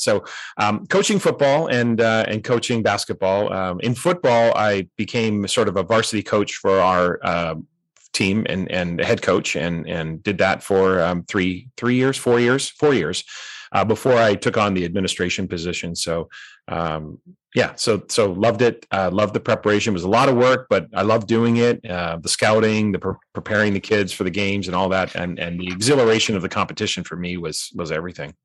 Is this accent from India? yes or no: no; North Vancouver, British Columbia, Canada; moved away as an adult; also born or lived in Boise, Idaho; I grew up in North Vancouver